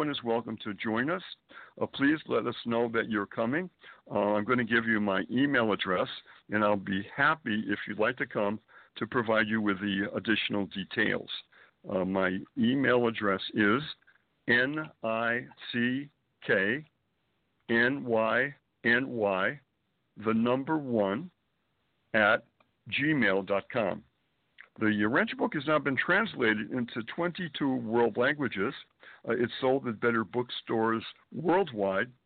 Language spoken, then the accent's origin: English; Springfield, Massachusetts, United States; born or raised there; moved away as an adult; also born or lived in Boston / New York City